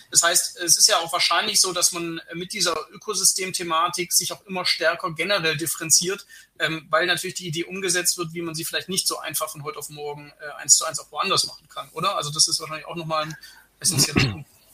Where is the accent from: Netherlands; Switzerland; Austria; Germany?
Germany; als Deutscher